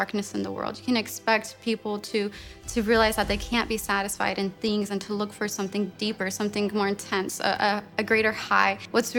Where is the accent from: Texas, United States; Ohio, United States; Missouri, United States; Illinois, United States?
Texas, United States; I'm from Texas, and I'm a senior here at Summit.